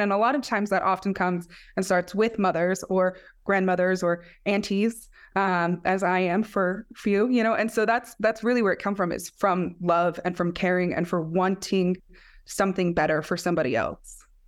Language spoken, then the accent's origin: English; Black Mesa, Arizona, United States; And I'm from Black Mesa, it's where I was born, raised.